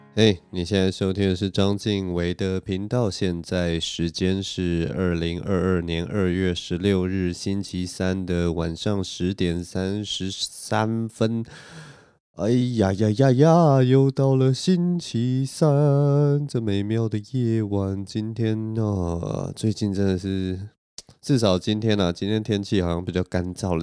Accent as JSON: {"language": "Chinese", "region": "Taipei", "country": "Taiwan", "tie": "born or raised there", "also_born_or_lived": "Qingpu, Taoyuan", "moved": "yes", "lives_now": "Taoyuan, Taiwan", "said": "我的老家， 我老家在那个南边嘛，在那个文山区那附近"}